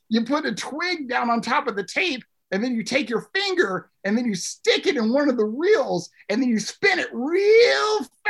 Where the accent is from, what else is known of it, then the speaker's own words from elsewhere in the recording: West Virginia, United States; I was born in West Virginia. I was born here. I was raised here. I don't get the whole creature status. I'm just a West Virginian.